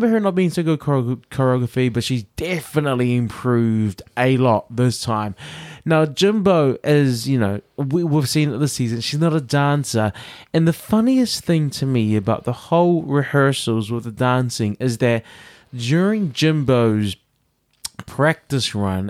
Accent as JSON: {"language": "English", "region": "New York", "country": "United States", "said": "I'm from New York, bitch. I'm from New York."}